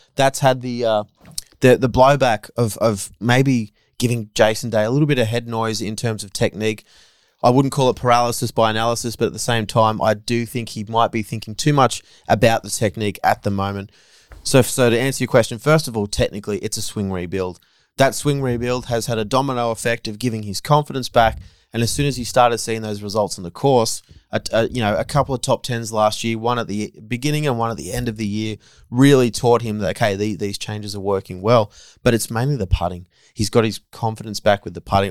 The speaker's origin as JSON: {"language": "English", "country": "Australia", "said": "as an Aussie"}